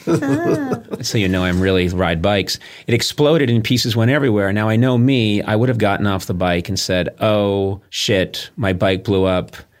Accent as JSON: {"language": "English", "region": "East Coast", "country": "United States", "tie": "born or raised there", "moved": "yes", "lives_now": "Los Angeles, United States", "said": "I grew up on the East Coast."}